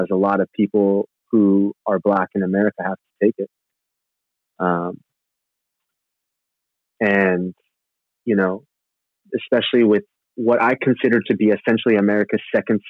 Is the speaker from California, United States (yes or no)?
yes; Santa Rosa, California, United States; I grew up in Northern California town called Santa Rosa